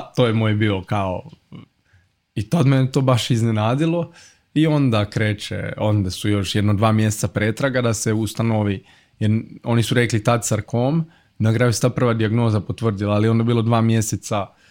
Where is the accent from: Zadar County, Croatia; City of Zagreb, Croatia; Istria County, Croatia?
City of Zagreb, Croatia; Zagreb; ja sam iz Zagreba, iz Gajnica, i to je ono baš pravi kvart